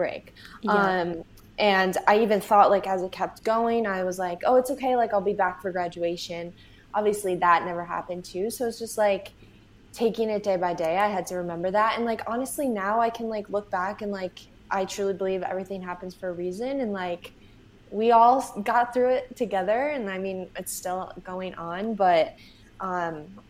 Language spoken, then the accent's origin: English; Syracuse, New York, United States; moved away as an adult; also born or lived in Buffalo, New York; now in New York City, United States; I grew up in Syracuse